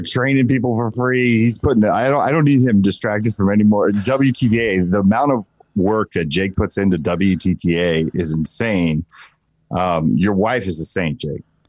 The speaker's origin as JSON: {"language": "English", "town": "Asbury Park", "region": "New Jersey", "country": "United States", "said": "I'm from Asbury Park, New Jersey"}